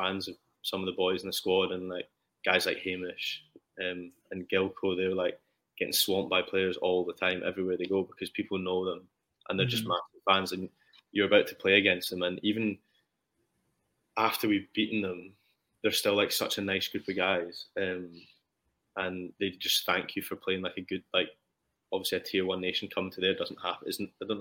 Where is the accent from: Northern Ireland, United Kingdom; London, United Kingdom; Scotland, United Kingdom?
Scotland, United Kingdom; I'm Scottish